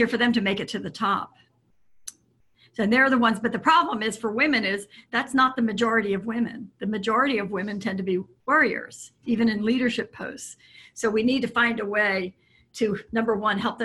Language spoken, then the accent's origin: English; Philadelphia, Pennsylvania, United States; I was raised in the Philadelphia area